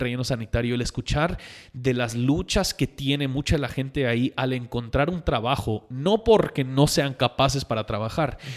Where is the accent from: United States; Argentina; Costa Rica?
United States; Spanish is a second language; now in Guatemala; yo siendo gringo aquí en Guatemala